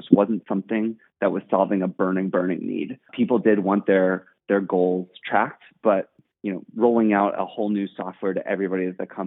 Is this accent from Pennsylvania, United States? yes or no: no; St. Louis, Missouri, United States; moved away as an adult; also born or lived in New York; now in San Francisco, United States; I'm originally from St. Louis, actually. And I spent my first 18 years of life in St. Louis